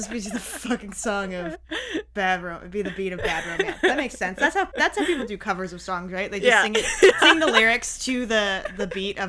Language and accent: English; Oklahoma, United States; I'm from Oklahoma